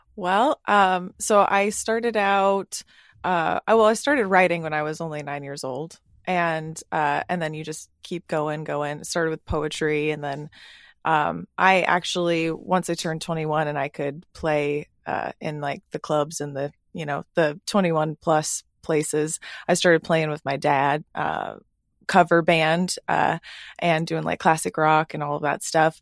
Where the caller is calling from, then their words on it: San Diego, California, United States; I am calling from San Diego